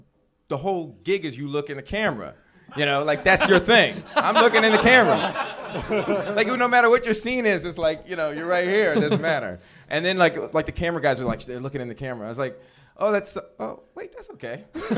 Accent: Washington, District of Columbia, United States; I'm from Washington D.C., and then there was a show there that was like completely sold out.

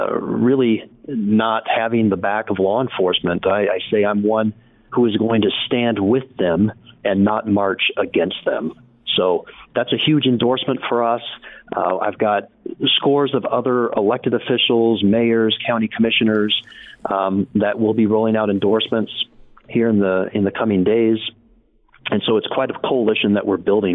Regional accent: Utah, United States; I'm authentically Utah. I've been here from elementary school to graduate school

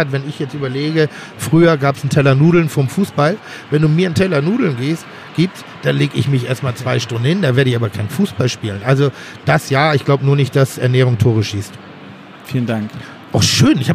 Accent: Cologne, North Rhine-Westphalia, Germany; Ja, ja, ich komme aus Köln.

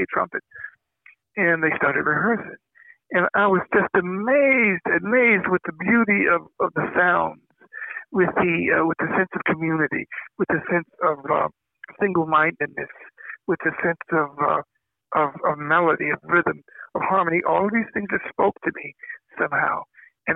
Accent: Trenton, Tennessee, United States; moved away as an adult; also born or lived in Jackson, Tennessee / Bloomington; I grew up in Trenton

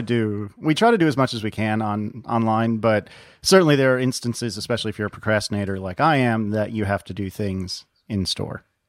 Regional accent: Northeast, United States; now in Richmond, United States; I'm from the Northeast.

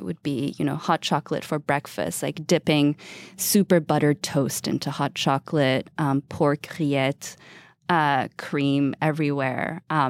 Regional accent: France; also born or lived in Australia; And my mom is Japanese, and I was born in France, and we actually moved to Australia when I was 4 and then moved back to France when I was 12.

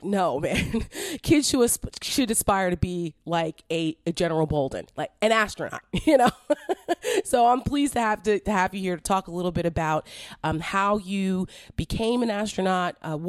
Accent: New Jersey, United States; now in Virginia, United States; I'm from New Jersey, so I'm a Jersey girl. It was a very different experience for me growing up. I mean, I'm only 43

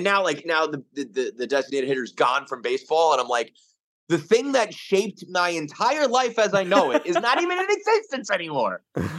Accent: Bronx, New York, United States; born there; My grandfather, we're a Bronx family.

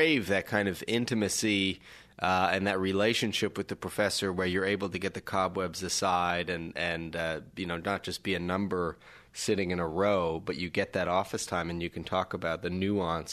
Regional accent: Canada; I was young growing up in Canada

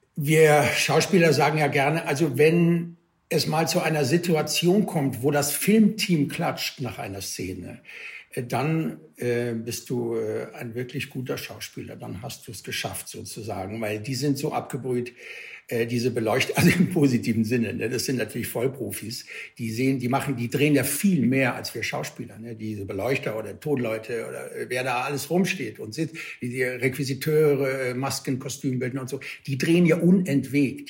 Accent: Cologne, North Rhine-Westphalia, Germany; habe mich guten Gewissens als Kölner Junge

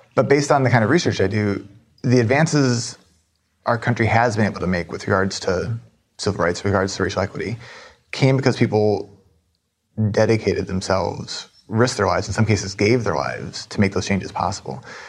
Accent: Minneapolis, Minnesota, United States; I'm from Minneapolis

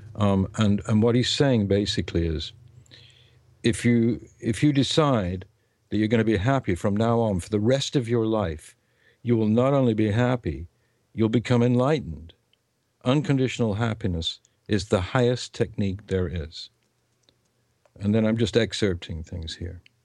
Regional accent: England, United Kingdom; first language English; I am English and I speak that language, and the other languages are foreign to me

